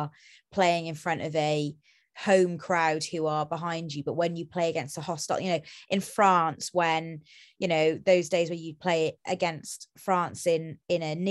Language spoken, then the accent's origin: English; Wales, United Kingdom; part of my cultural identity as a Welsh person